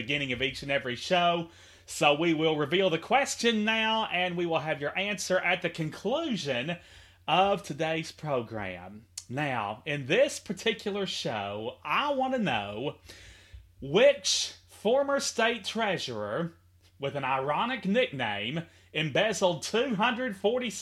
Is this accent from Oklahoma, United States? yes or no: no; Henderson, Kentucky, United States; from here at the palatial North Quail Motel in Henderson, KY